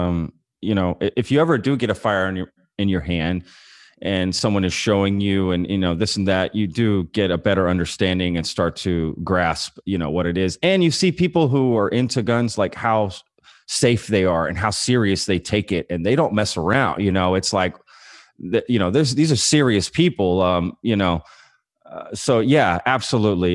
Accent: Texas, United States; I grew up in Texas

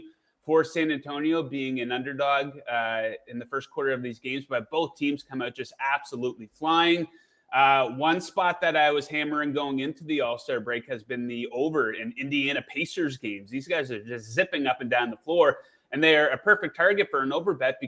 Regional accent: Canada; I'm from Canada, so I cheer for the Raptors

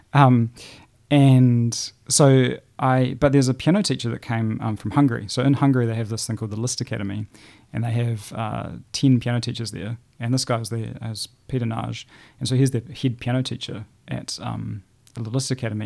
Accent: Christchurch, Canterbury, New Zealand; also born or lived in New Plymouth / Hanmer Springs; I was born in the North Island, but I think I moved here when I was about six or eight weeks old. So I feel very much like a South Islander and a Cantabrian

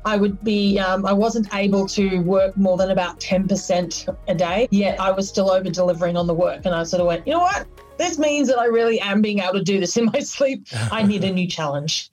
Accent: Australia

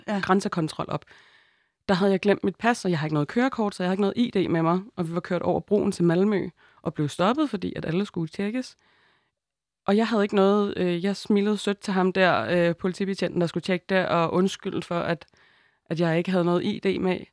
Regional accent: Denmark; jeg er født i Danmark og er hvid

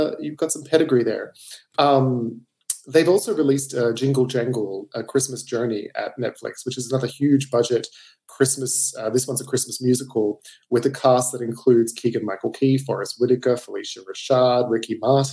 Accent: Australia; I'm Australian. I just got a fancy accent

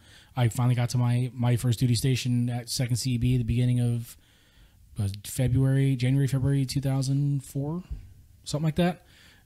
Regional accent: San Diego, California, United States; growing up around San Diego, you grew up around Marines.

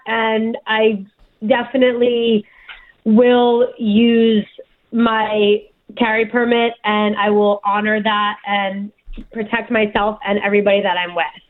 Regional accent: New Jersey, United States; also born or lived in New York; I was born in New York, but raised my whole life in Jersey

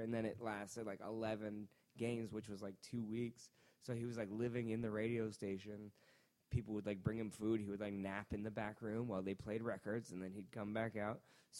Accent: Worcester, Massachusetts, United States; born there; I was born in Worcester, Massachusetts.

